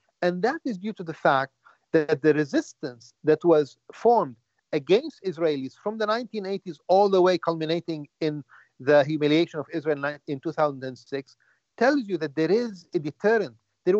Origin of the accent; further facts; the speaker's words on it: Lebanon; now in United States; when I grew up in Lebanon, when I was a child in the 1960s